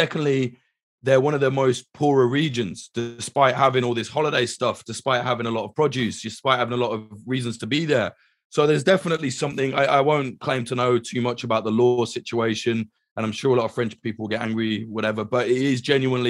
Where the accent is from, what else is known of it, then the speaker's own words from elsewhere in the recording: United Kingdom; which, as a Brit, I will apologize to anyone living in Ibiza, because we're one of the worst exports ever